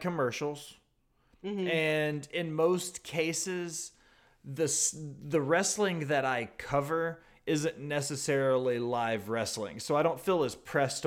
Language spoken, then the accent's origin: English; the American South, United States; I grew up in the American South